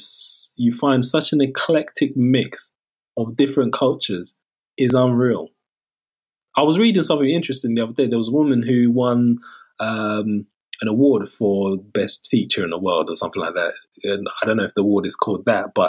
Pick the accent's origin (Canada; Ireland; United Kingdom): United Kingdom; London; I'm so grateful for growing up in London